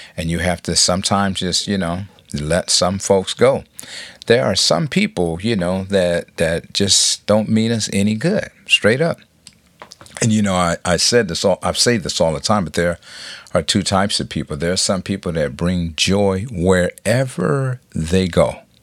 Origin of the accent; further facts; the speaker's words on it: Compton, California, United States; I'm from Compton